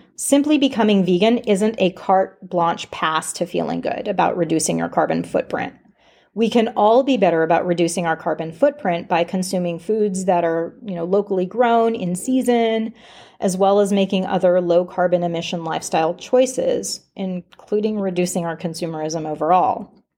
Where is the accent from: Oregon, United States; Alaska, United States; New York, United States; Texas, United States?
Alaska, United States; moved away as an adult; also born or lived in Washington State; growing up in Alaska